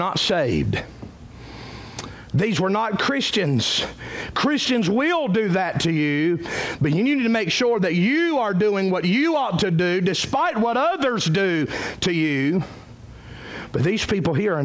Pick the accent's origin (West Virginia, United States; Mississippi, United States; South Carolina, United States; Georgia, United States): South Carolina, United States; Cowpens; I'm from Cowpens.